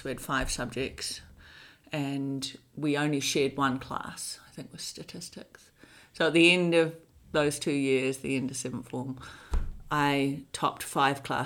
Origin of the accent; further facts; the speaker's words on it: Hamilton, Waikato, New Zealand; moved away as an adult; also born or lived in Dunedin, New Zealand / Wellington, New Zealand; now in United States; I was raised in Hamilton